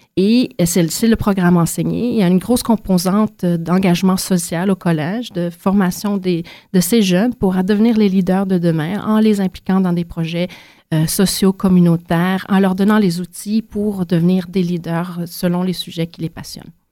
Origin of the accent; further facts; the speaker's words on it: Quebec, Canada; moved away as an adult; also born or lived in Montreal; now in Ottawa, Canada; Né de Montréal, j'ai grandi autant dans les grands centres urbains que les régions rurales du Québec